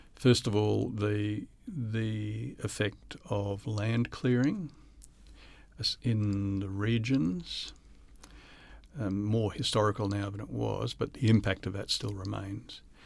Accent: Sunshine Coast, Queensland, Australia; I grew up on the Sunshine Coast.

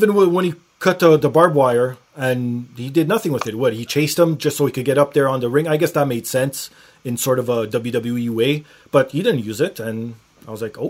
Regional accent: Canada; I felt pride as being a Canadian.

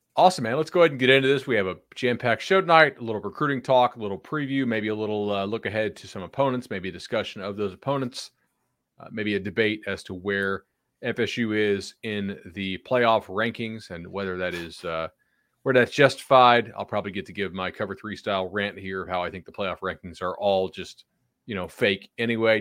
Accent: Fort Myers, Florida, United States; I grew up in Fort Myers

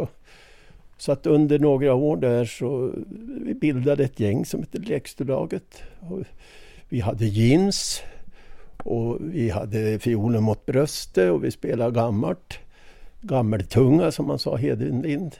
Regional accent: Jämtland, Sweden; jag är ju jämte

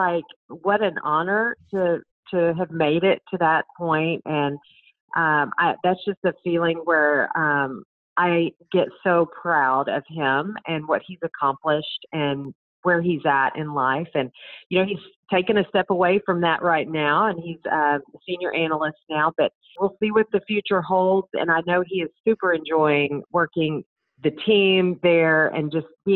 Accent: Dallas, Texas, United States; moved away as an adult; also born or lived in Waco, Texas / Colorado Springs, Colorado / Murfreesboro, Tennessee / Gainesville, Florida; now in Austin, United States; I grew up in Dallas

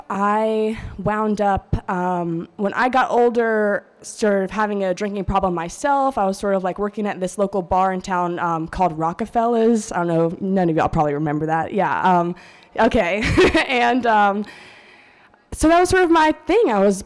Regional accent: New York, United States; born there; also born or lived in Brazil / Turkey; So, once upon a time, I was born in somewhere in New York to a couple of parents. They had three other children. I have three younger siblings, and we sort of lived all around the world.

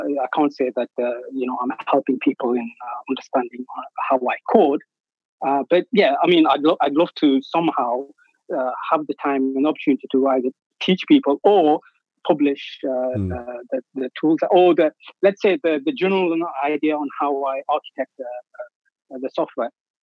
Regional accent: England, United Kingdom; moved away as an adult; now in Athens, Greece; grew up in England, but now I've got family in Greece, and I've been here 10 years

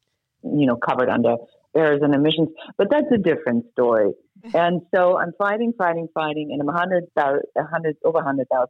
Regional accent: Germany; moved away as an adult; now in United States; I'm originally from Germany

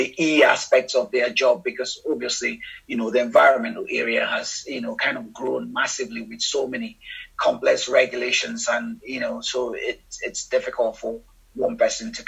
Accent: Nigeria; moved away as an adult; now in United Kingdom; growing up in Nigeria, you know, and looking at, you know, some of the environmental problems, particularly in the Niger Delta region of the country, where which is quite close to where I grew up

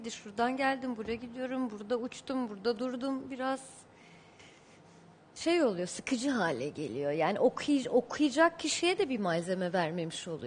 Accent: Beirut, Beirut Governorate, Lebanon; born there; Beyrut'ta doğdum. Hayır doğmaz olaydım diye geçti bu 20 yılım.

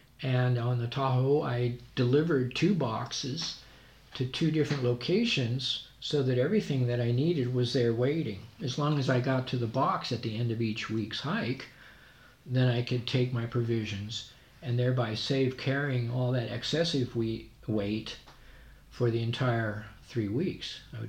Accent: Scotland, United Kingdom; I'm Scottish, he was, and I've shared some of the trails he created.

